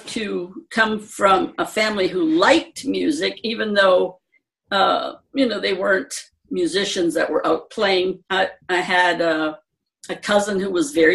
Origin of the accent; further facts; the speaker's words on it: Michigan, United States; I joined the drum and bugle corps that we had in my hometown